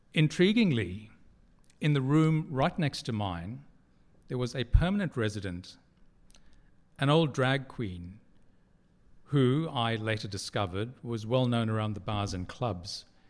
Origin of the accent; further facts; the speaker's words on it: Durban, KwaZulu-Natal, South Africa; now in Sydney, Australia; When I was a child growing up in Durban on the east coast of South Africa